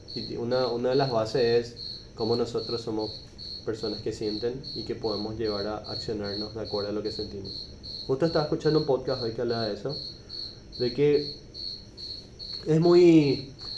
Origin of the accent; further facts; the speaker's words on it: Paraguay; el ambiente en el que crecimos los hombres acá en Paraguay